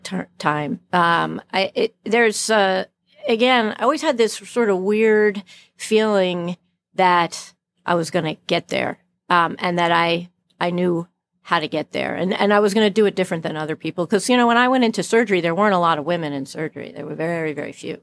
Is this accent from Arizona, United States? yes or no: no; New York City, New York, United States; I was born in Brooklyn